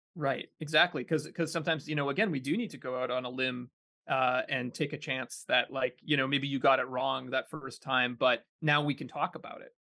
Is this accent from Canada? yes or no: yes; Kitchener, Ontario, Canada; moved away; I grew up in Kitchener, Ontario, uh, in a pretty suburban neighborhood